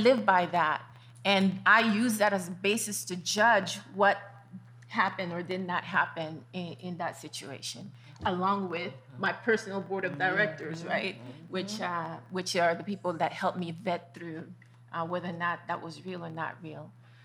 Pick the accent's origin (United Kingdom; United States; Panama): Panama; moved away; I'm originally from Panama